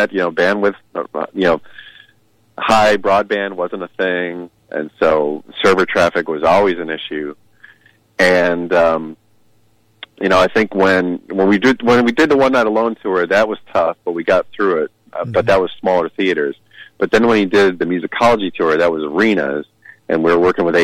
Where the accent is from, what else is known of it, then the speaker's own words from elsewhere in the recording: Chicago, Illinois, United States; now in Seattle, United States; All my family's still there, so I get back a lot. And I'm still a Chicago guy